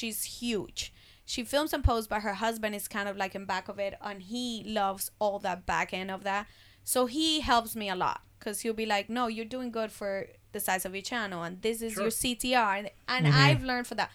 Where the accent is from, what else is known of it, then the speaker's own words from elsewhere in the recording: Colombia; now in Miami, United States; I was born in Colombia